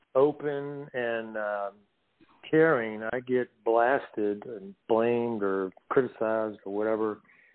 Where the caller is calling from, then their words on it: North Carolina, United States; Yeah, this is …. I'm in the mountains of North Carolina.